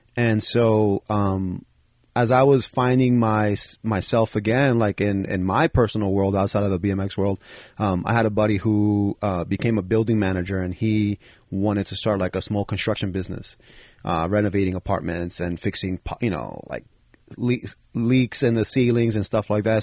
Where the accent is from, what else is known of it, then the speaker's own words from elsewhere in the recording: New York City, New York, United States; those are the guys I grew up with in the Bronx